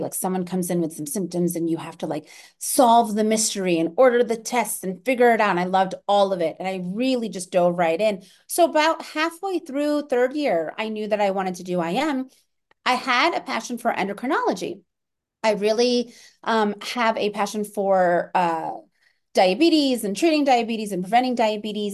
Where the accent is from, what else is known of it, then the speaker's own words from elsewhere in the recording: Orlando, Florida, United States; moved away; I grew up in Orlando, Florida